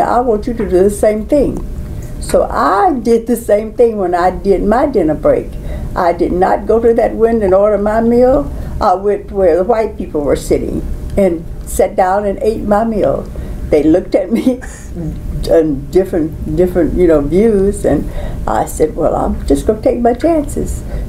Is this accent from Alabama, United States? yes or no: yes; Alabama, United States; I came from Alabama.